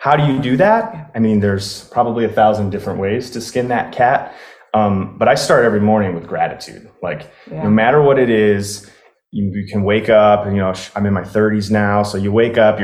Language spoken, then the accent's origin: English; Chicago, Illinois, United States; moved away as an adult; also born or lived in Colorado; now in Florida, United States; I grew up in Chicago. I stayed there pretty much my whole life until I was 32